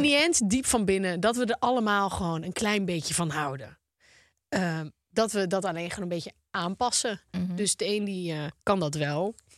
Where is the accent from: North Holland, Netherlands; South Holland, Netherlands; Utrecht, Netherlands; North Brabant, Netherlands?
North Holland, Netherlands; Volendam; Ik kom uit Volendam, jongens. Wij zijn gebouwd op roddels